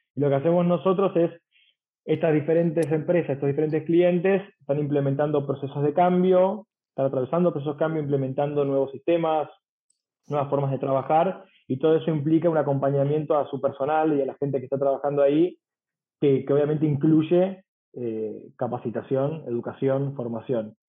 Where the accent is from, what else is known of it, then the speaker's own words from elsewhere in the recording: San Isidro, Buenos Aires Province, Argentina; yo soy de San Isidro